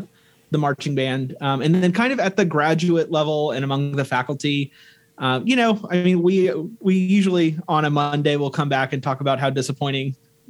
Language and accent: English; Dallas, Texas, United States; moved away as an adult; also born or lived in Oklahoma; now in Nebraska, United States; I am originally from Dallas, Texas, was born and raised there